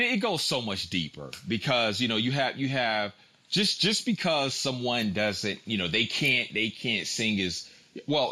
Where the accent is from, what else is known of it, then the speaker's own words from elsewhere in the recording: Tidewater area, Virginia, United States; I'm from Virginia. I'm from, you know, the Tidewater area